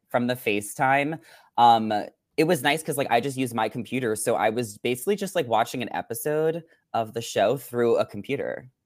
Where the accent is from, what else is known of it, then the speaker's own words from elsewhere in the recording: New York, United States; now in Los Angeles, United States; growing up in New York, I experienced all seasons.